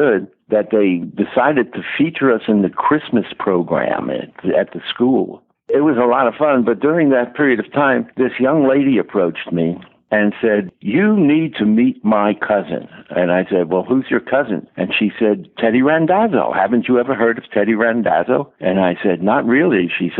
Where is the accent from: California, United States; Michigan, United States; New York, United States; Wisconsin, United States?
New York, United States; New York City; I was born and raised in Brooklyn, New York. And Brooklyn, New York in those years was a melting pot.